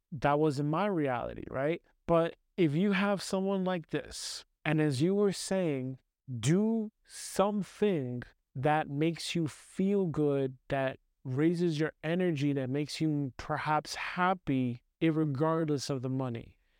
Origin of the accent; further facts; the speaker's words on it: New York City, New York, United States; I grew up in the United States. United States, heavily, especially New York City. New York City, Brooklyn